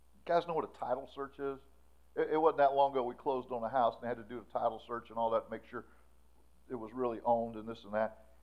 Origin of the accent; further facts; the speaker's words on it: Florida, United States; We grew up in Florida.